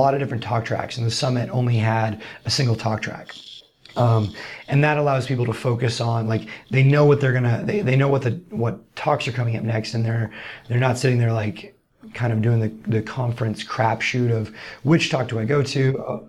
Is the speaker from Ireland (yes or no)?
no; Austin, Texas, United States; I'm from Austin. … right? Ha ha. Thanks, Mom.